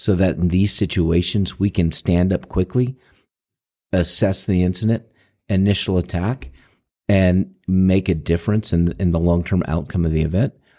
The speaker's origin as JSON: {"language": "English", "town": "St. Louis", "region": "Missouri", "country": "United States", "moved": "yes", "said": "I'm from Saint Louis"}